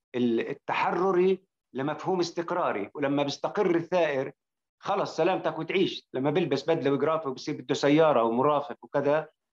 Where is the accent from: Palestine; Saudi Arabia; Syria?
Palestine; Jerusalem; بحكي كمقدسي